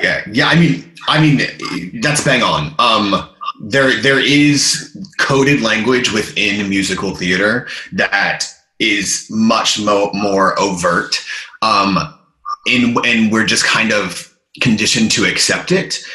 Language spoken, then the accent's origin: English; United States; moved away as an adult; now in London, United Kingdom; I'm obviously American, but I've been in London for over 10 years now.